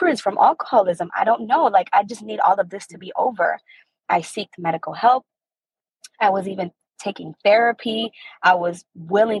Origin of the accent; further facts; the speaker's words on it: Maryland, United States; I'm from Maryland